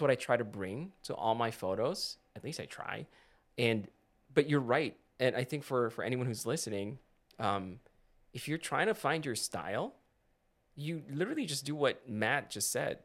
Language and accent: English; Philippines; moved away; when I was growing up in the Philippines, we always had dramatic sunsets